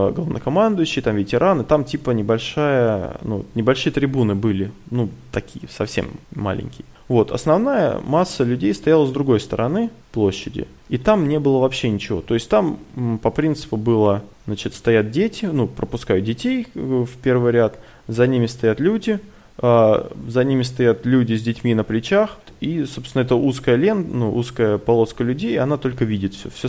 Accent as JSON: {"language": "Russian", "town": "Kursk", "region": "Kursk Oblast", "country": "Russia", "said": "сразу сказали, что мы из Курска"}